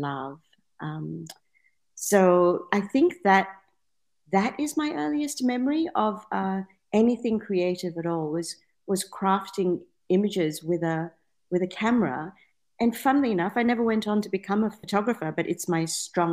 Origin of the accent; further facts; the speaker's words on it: Penang, Malaysia; now in Perth, Australia; I grew up in Penang in Malaysia